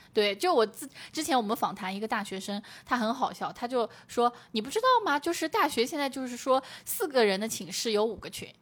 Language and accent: Chinese; Zhejiang, China; moved away as an adult; also born or lived in Beijing; 我是浙江的